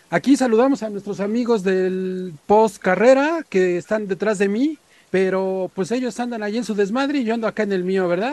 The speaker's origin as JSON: {"language": "Spanish", "country": "Mexico", "said": "nosotros como mexicanos"}